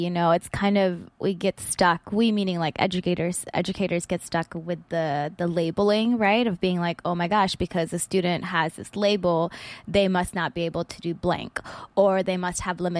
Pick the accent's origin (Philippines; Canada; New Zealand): Philippines; because I think even being Filipino, I definitely had some of that savior complex as well when I got into education.